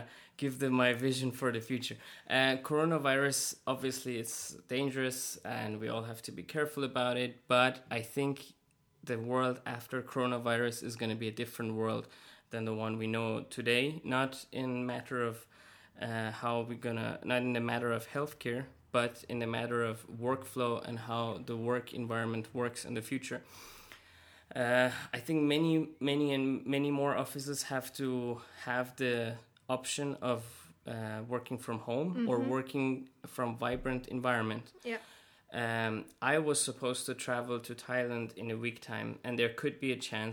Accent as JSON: {"language": "English", "country": "Iran", "moved": "yes", "said": "I come from Iran"}